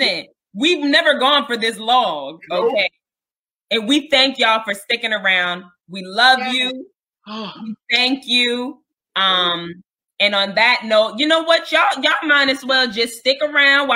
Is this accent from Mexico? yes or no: no; New York City, New York, United States; I'm from Harlem